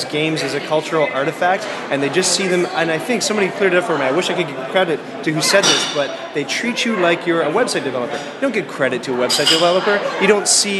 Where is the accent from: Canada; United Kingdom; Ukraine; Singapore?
Canada; I'm from Canada, where everything's socialized